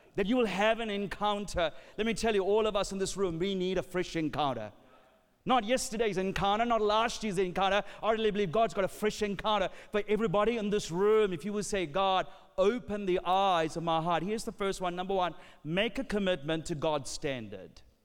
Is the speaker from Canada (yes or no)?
no; Sri Lanka; I'm from Sri Lanka.